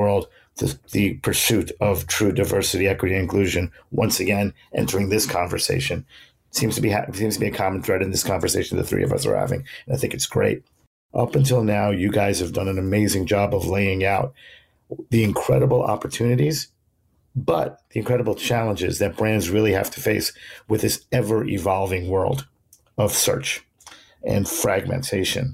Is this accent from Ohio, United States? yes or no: no; New York City, New York, United States; my hometown